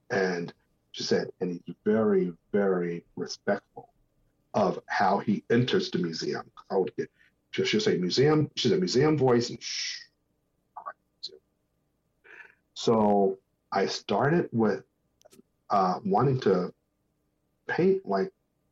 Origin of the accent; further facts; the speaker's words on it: Newark, New Jersey, United States; as a kid, I grew up in New Jersey, and I was born in Newark, New Jersey